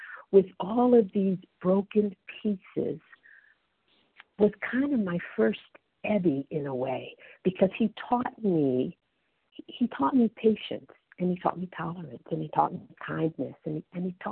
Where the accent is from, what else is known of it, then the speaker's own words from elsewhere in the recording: East Coast of the United States, United States; moved away as an adult; also born or lived in Pennsylvania / Texas / California; now in Northern British Columbia, Canada; I grew up on the East Coast in the States and I moved to Pennsylvania, then to Texas, then to California